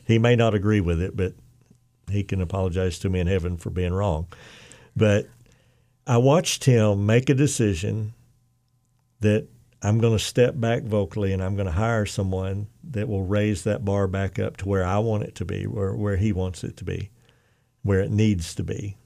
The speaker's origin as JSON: {"language": "English", "region": "Oklahoma", "country": "United States", "also_born_or_lived": "Arkansas", "moved": "yes", "said": "I'm from Oklahoma originally"}